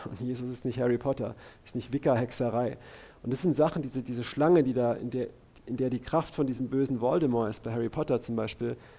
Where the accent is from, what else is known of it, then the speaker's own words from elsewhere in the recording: Karlsruhe, Baden-Württemberg, Germany; bei uns in Karlsruhe